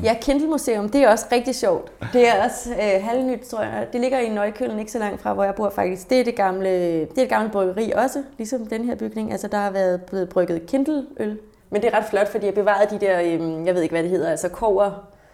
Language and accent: Danish; Denmark; som dansker